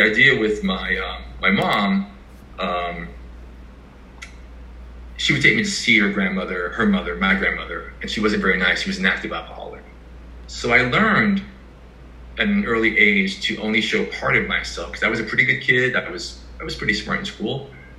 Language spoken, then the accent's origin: English; New York, United States; also born or lived in Asia / Iceland / Bronx, New York; I'm from New York. I'm not from Brooklyn. I'm from Manhattan